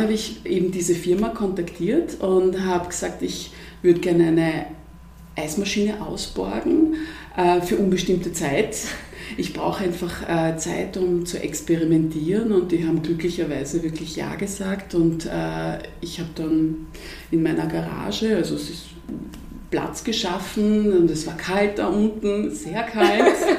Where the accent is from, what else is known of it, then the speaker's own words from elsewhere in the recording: Vienna, Austria; ich bin ja Wienerin